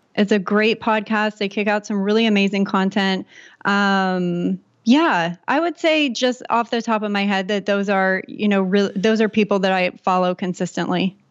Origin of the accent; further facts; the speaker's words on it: San Diego, California, United States; I grew up in San Diego, California